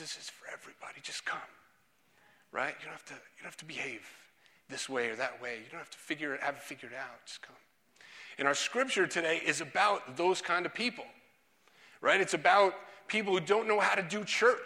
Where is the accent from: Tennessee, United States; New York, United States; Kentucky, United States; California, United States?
New York, United States; New York City; I was a pastor's kid growing up, and growing up in Brooklyn